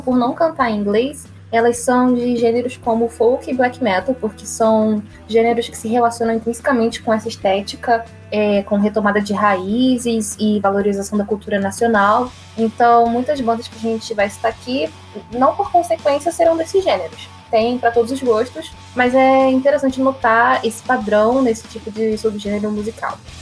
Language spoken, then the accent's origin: Portuguese; Rio de Janeiro, Brazil